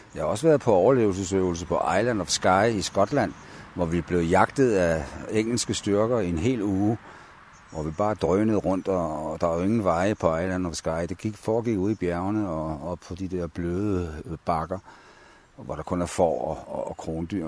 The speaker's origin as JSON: {"language": "Danish", "town": "Copenhagen", "region": "Capital Region of Denmark", "country": "Denmark", "tie": "born or raised there", "moved": "as an adult", "said": "jeg er født i København i 1944 på Rigshospitalet og boede de første 21 år i København"}